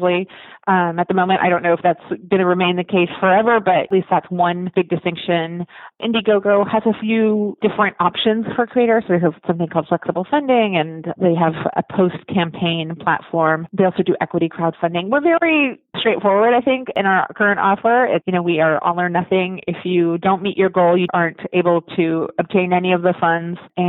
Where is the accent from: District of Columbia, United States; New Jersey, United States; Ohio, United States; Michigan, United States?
District of Columbia, United States; Washington; moved away as an adult; also born or lived in Olympia, Washington; I grew up in Washington, D.C. and went to college in Olympia